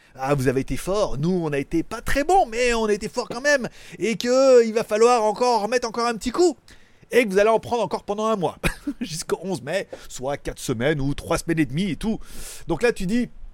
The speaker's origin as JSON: {"language": "French", "country": "France", "moved": "yes", "lives_now": "Thailand", "said": "je suis un Français en Thaïlande"}